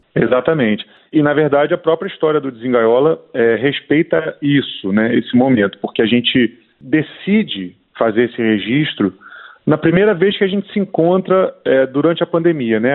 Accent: Brazil; born or raised there

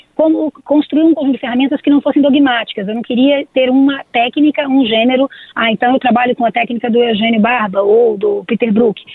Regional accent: Brazil; nós somos brasileiros

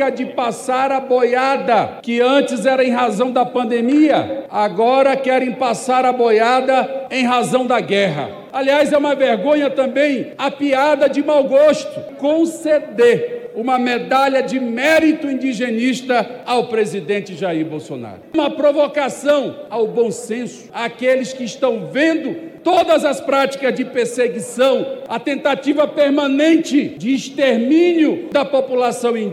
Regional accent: Amazonas, Brazil; E lá no meu estado, lá no Amazonas, que tem três depósitos de fertilizantes lá em Altazes, no Ariri, em Fazendia.

